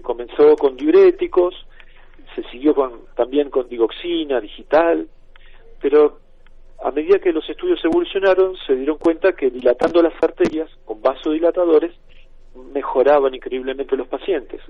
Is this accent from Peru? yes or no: no; Argentina; como Buenos Aires, en mi país